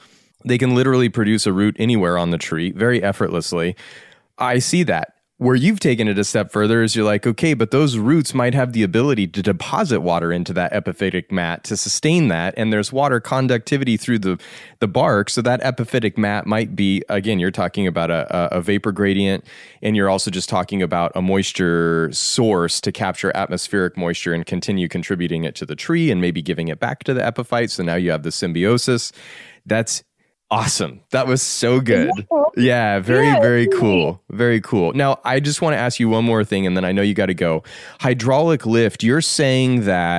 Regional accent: Colorado, United States; I grew up in Colorado

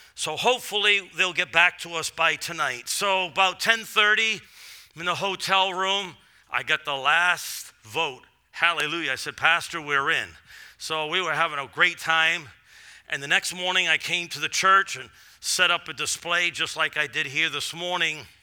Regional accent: Massachusetts, United States; moved away; I'm from Massachusetts, so coming here is sort of always like coming home

